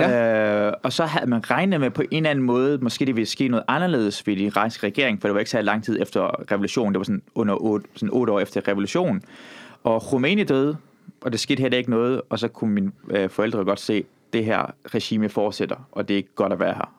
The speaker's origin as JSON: {"language": "Danish", "country": "Iran", "moved": "yes", "lives_now": "Denmark", "said": "jeg er fra Iran"}